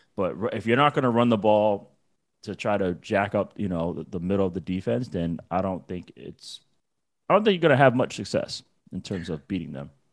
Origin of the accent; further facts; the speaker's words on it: New England, United States; I'm from New England